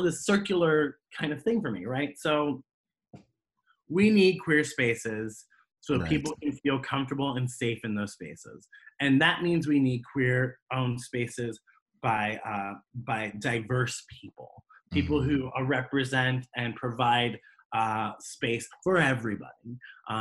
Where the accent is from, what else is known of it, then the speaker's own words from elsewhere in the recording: Columbus, Ohio, United States; I'm in Columbus. I'm working in Columbus